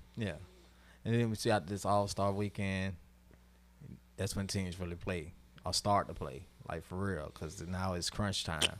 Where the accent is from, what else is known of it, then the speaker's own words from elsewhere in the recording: Jacksonville, Florida, United States; I'm from Jacksonville